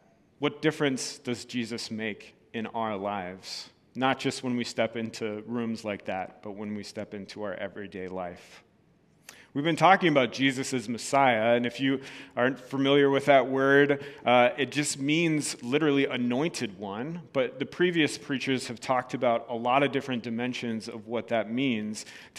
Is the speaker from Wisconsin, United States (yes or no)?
yes; Wisconsin, United States; I'm from Wisconsin. Tell no one, I want to leave.